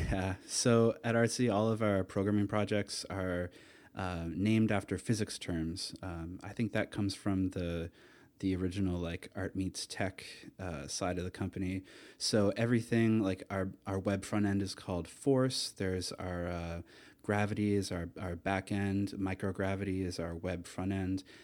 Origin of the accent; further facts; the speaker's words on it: Atlantic Canada, Canada; moved away as an adult; also born or lived in Toronto / Amsterdam; I grew up in Atlanta, Canada. I went to university there